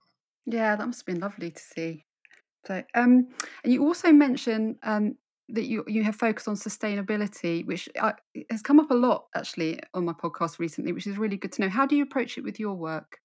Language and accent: English; London, United Kingdom; moved away as an adult; now in Suffolk, United Kingdom; I'm in Suffolk now, but I, I grew up in London.